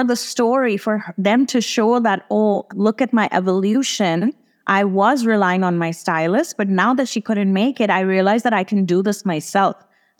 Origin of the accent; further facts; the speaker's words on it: India; for me to get to Italy as an Indian passport holder, I need to book a hotel.